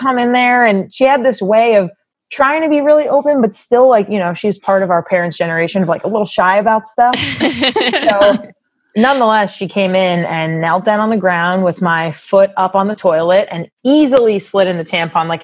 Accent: Long Island, New York, United States; born or raised there

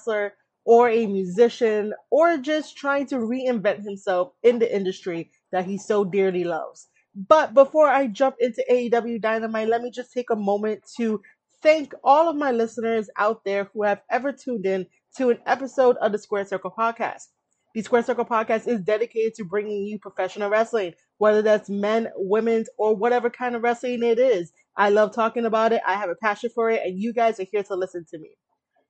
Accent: New York, United States; I am from New York

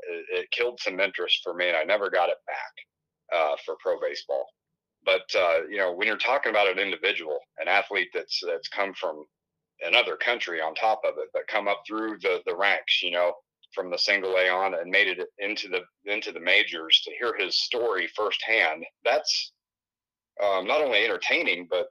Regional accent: Western Illinois, United States; growing up in Western Illinois

